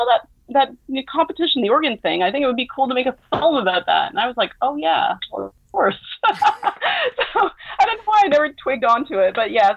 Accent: Montreal, Quebec, Canada; here in Montreal, which is my hometown

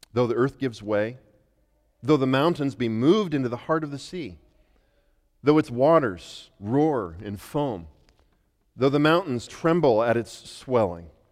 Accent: Western Colorado, United States; moved away; growing up in Western Colorado

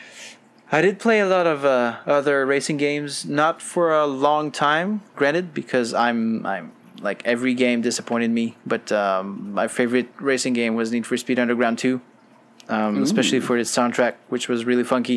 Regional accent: Quebec, Canada; I'm from Quebec

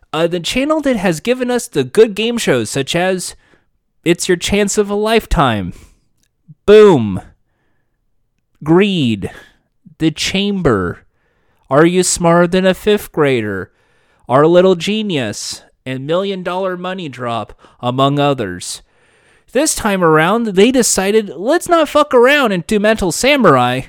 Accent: Los Angeles, California, United States; I'm from Los Angeles

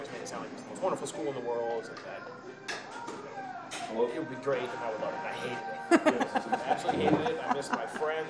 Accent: Framingham, Massachusetts, United States; also born or lived in Boston; I was born in Boston at the St. Elizabeth's Hospital in Brighton. My mom's from Brighton. My dad's from Connecticut, but he moved up here when he was in his 20s. I grew up in Framingham.

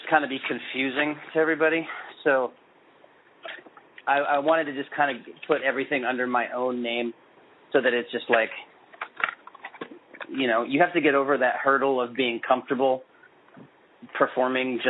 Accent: Kansas City, Missouri, United States; moved away as an adult; now in Lawrence, United States; I grew up in Kansas City, which is, you know, 45 minutes away from Lawrence. I moved to Lawrence in 2000 when we got married.

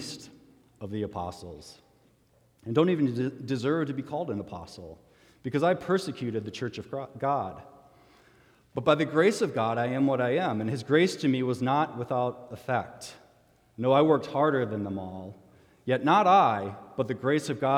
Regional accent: Minnesota, United States; as a Minnesotan

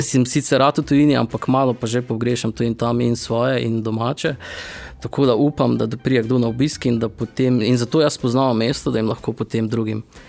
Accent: Styria, near Velenje, Savinja, Slovenia; also born or lived in Ljubljana / Celje; Jaz sem čisto krvni Slovenčan, mhm. torej Štajerska. Mari Borčani bi rekli, da nismo pravi Štajerci, ampak mi pravimo, da smo Štajerci. Blizu, v bistvu smo blizu Veljenja.

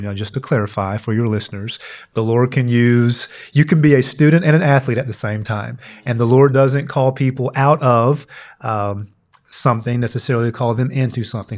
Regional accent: Red Fox, Kentucky, United States; grew up in a small town in Eastern Kentucky, a little town called Red Fox, Kentucky.

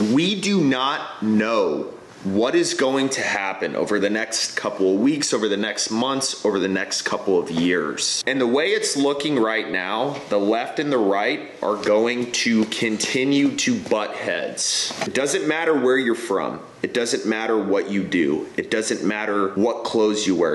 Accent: high desert of California, United States; now in Texas, United States; I was born and raised in the high desert of California

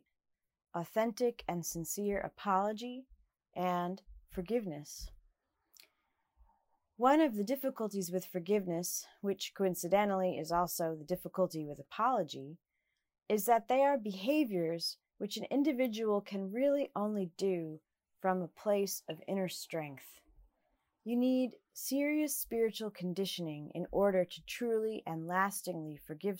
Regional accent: New Jersey, United States; I was a teenager growing up in the Evangelical Church in New Jersey

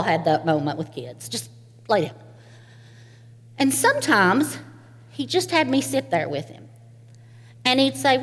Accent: Eastern Kentucky, United States; I am from Eastern Kentucky, a holler. And where I'm from, it's quite normal to live next door to your grandparents

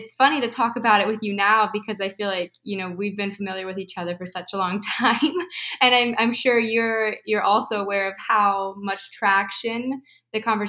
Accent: Midwest, United States; moved away as an adult; also born or lived in California; I moved from California to the Midwest where I was raised

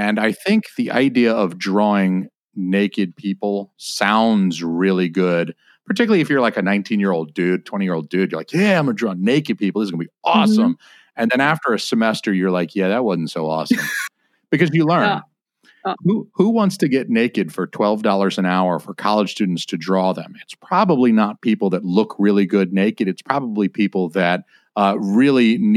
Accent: Georgia, United States; I'm from Georgia

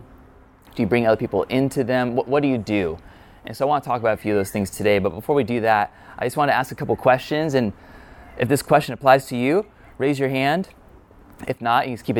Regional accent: California, United States; I'm a Californian native.

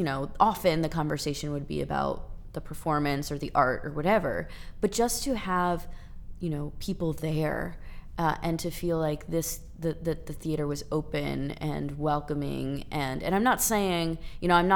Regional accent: New Orleans, Louisiana, United States; moved away; also born or lived in Pittsburgh; I'm from New Orleans too

